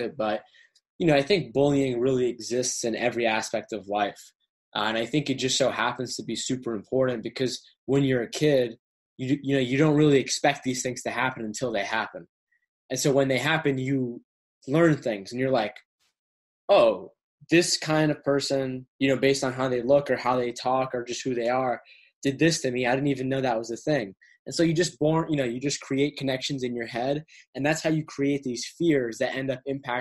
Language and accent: English; Westminster, Massachusetts, United States; also born or lived in Boston, Massachusetts / Cambridge, Massachusetts; So, I was born in Boston, Cambridge, Massachusetts, capital of the state. Ended up moving to a smaller town called Westminster out in Western Massachusetts